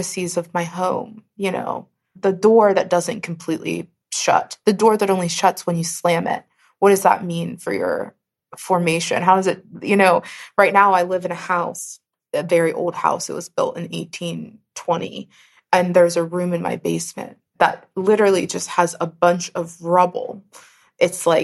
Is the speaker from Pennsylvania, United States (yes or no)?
yes; Pittsburgh, Pennsylvania, United States; I come from Pittsburgh, born and mostly raised in Pittsburgh.